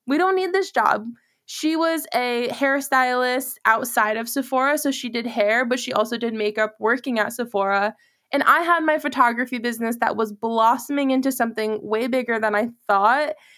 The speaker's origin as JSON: {"language": "English", "region": "Massachusetts", "country": "United States", "moved": "yes", "lives_now": "Charlotte, United States", "said": "I'm originally from Massachusetts"}